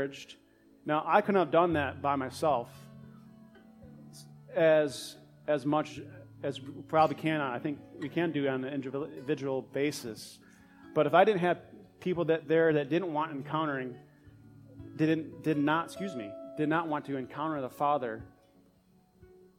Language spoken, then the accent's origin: English; United States; I'm from the United States.